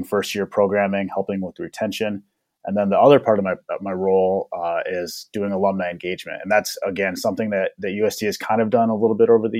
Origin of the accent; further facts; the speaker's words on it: Winner, South Dakota, United States; moved away as an adult; also born or lived in Denver, Colorado / Minnesota; I was born and raised in Denver, Colorado. My dad participated in the relocation program in the 1960s, so I grew up in Denver, have a lot of connections to the Denver area, and then ultimately moved to Winter, South Dakota in about, I think, when I was 8 or 9, late 90s, early 2000s, and so actually grew up there for high school